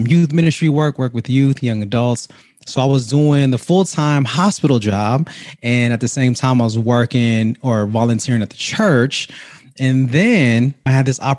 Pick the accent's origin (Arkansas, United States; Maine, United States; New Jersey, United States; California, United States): California, United States; Vallejo; born and raised in Vallejo, California, 707